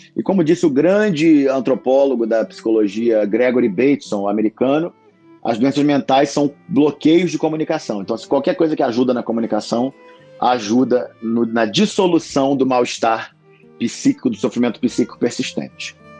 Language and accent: Portuguese; Rio de Janeiro, Brazil; sou médico, ator, carioca, aqui no Rio de Janeiro